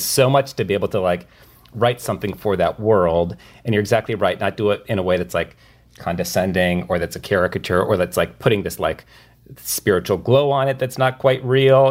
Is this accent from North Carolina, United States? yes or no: no; rural Minnesota, United States; moved away; my hometown in rural Minnesota